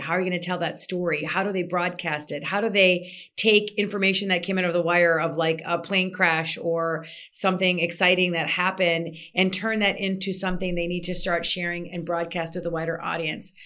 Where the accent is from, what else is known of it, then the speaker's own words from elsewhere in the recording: Minnesota, United States; moved away as an adult; also born or lived in Egypt; Born and raised in Minnesota, lived there till I was twenty-seven